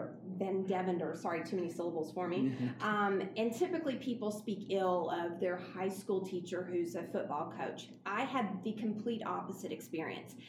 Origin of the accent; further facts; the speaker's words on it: Montgomery, Alabama, United States; moved away as an adult; now in York, United States; I grew up in Montgomery